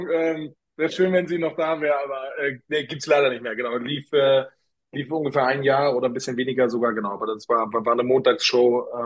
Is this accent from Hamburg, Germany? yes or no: yes; Hamburg, Germany; moved away as an adult; now in Munich, Germany; da habe ich meine, meine Jugend am Millantor verbracht, als ich noch in Hamburg gelebt habe ähm, äh, lange Zeit eine Dauerkarte auch gehabt und äh, genau, bin aber jetzt vor über 20 Jahren schon nach München gezogen zum Studieren und zum Arbeiten